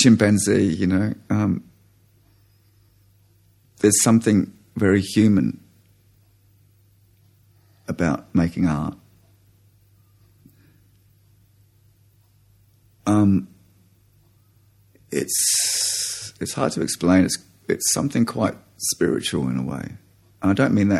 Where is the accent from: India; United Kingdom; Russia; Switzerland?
United Kingdom; now in Australia; I'm an Australian, but I am an immigrant Australian, and a large part of that kind of British is still in me